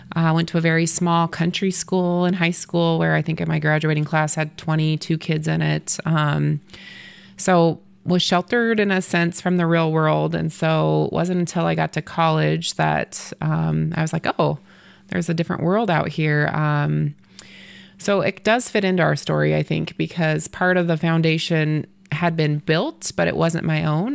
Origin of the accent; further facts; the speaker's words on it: Torrington, Wyoming, United States; I grew up in Torrington, so I was still in my hometown.